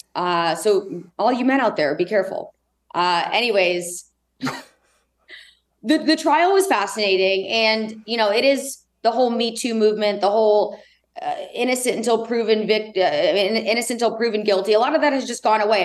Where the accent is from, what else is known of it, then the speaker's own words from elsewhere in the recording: Indianapolis, Indiana, United States; growing up in Indianapolis